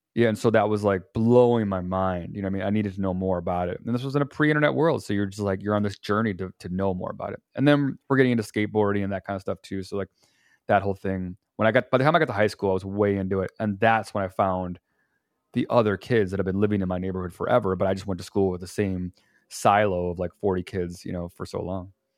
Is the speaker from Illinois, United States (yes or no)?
yes; Chicago, Illinois, United States; also born or lived in Indiana; I was raised up here in Chicago